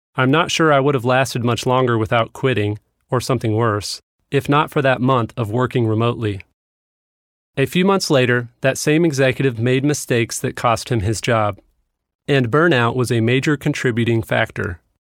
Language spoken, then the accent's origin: English; Kansas City, Missouri, United States; moved away; my hometown of Kansas City